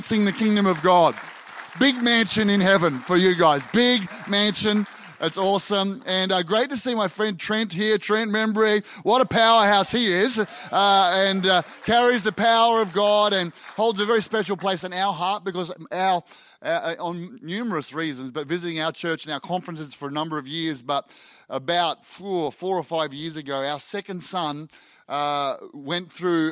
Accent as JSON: {"language": "English", "country": "Australia", "said": "I'm an Aussie"}